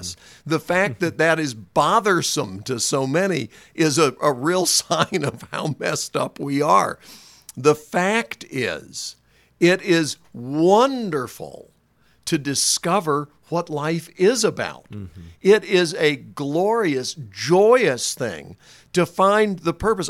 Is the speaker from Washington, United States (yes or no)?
no; North Carolina, United States; moved away; I was from North Carolina